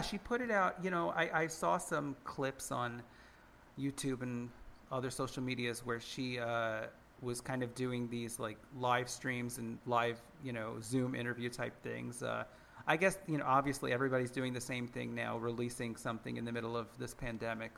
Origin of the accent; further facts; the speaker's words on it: United States; we're all American